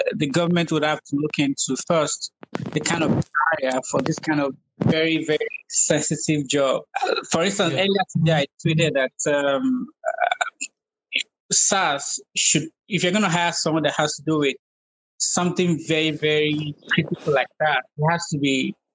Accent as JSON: {"language": "English", "country": "Nigeria", "tie": "born or raised there", "said": "growing up in Nigeria"}